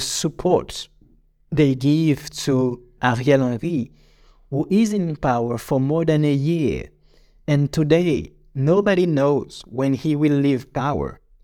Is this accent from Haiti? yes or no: yes; Jérémie, Grand'Anse, Haiti; Jeremy, my hometown